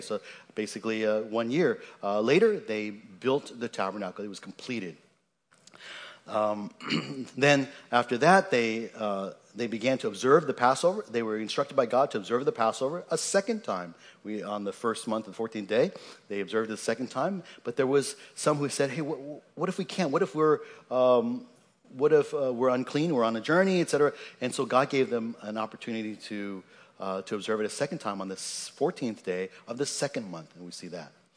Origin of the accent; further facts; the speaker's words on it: Seattle, Washington, United States; having been raised, grown, born and raised in Seattle